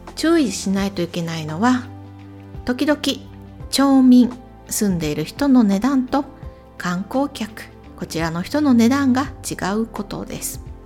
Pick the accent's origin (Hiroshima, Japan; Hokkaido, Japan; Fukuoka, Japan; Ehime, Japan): Ehime, Japan; Imabari; 私の地元、来島海峡サービスエリア